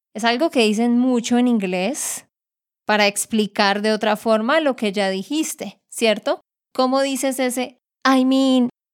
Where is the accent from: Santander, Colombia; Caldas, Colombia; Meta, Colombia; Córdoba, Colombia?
Santander, Colombia; de Santander, Colombia